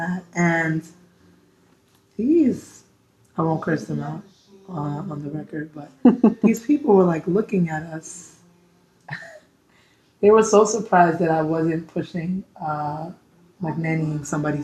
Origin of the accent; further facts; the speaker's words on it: New York City, New York, United States; So I'm born and raised in Brooklyn. Sadly, I'm still in Brooklyn.